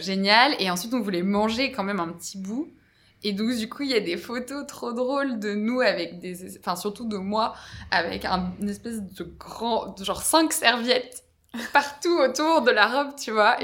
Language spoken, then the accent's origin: French; Brittany, France; je suis originaire de Bretagne